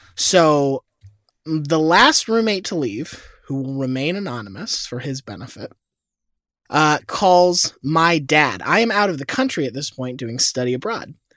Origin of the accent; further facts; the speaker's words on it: Florida, United States; I was born in Florida